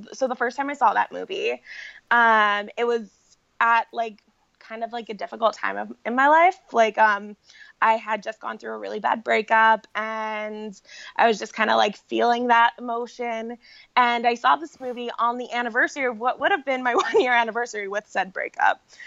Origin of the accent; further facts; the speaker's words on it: Orlando, Florida, United States; also born or lived in New York; when I was four, we moved from New York to Orlando